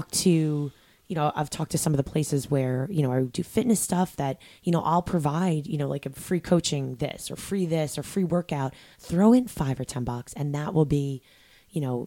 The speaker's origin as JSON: {"language": "English", "region": "New York", "country": "United States", "said": "I'm from New York."}